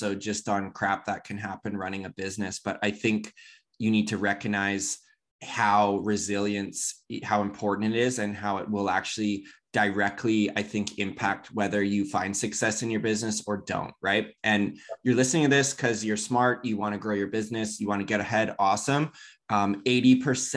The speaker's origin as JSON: {"language": "English", "region": "Southern Ontario", "country": "Canada", "tie": "born or raised there", "said": "I grew up in Southern Ontario"}